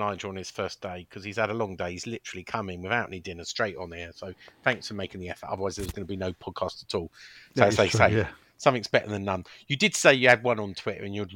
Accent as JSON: {"language": "English", "town": "Chessington", "region": "London", "country": "United Kingdom", "tie": "born or raised there", "said": "I was born in Chessington, which is close to Kingston"}